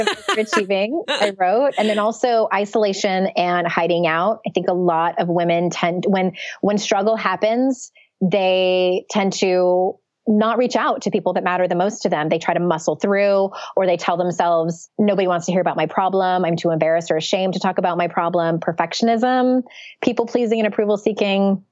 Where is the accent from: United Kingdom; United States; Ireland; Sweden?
United States; San Diego, California; moved away; I went back to my hometown of San Diego